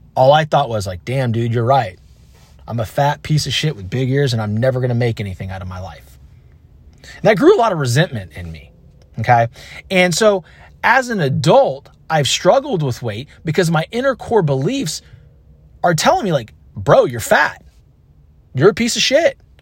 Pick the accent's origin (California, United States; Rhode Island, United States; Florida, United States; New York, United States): California, United States; Concord; I grew up in Concord, California.